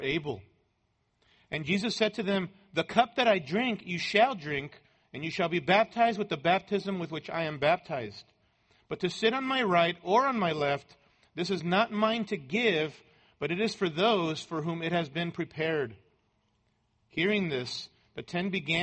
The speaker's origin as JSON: {"language": "English", "country": "Mexico", "tie": "born or raised there", "moved": "yes", "said": "as a boy growing up in Mexico"}